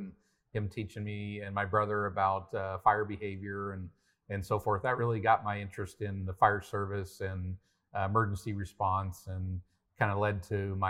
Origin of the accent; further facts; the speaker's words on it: Paradise, California, United States; Yeah, it really goes back to growing up in Paradise, California, where I'm from.